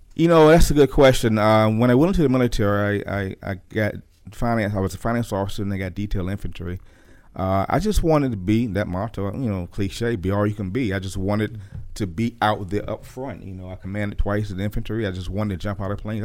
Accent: Norfolk, Virginia, United States; Born and raised in Norfolk, Virginia

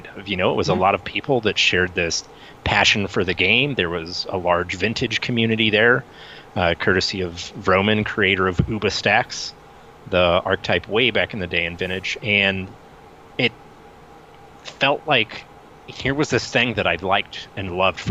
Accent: St. Louis, Missouri, United States; growing up in St. Louis

